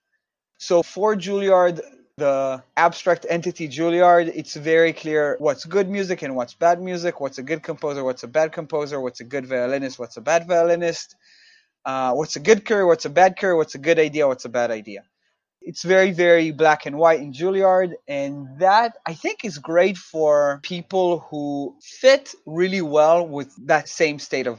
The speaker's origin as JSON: {"language": "English", "country": "Israel", "moved": "as an adult", "lives_now": "New York, United States", "said": "I'm originally from Israel"}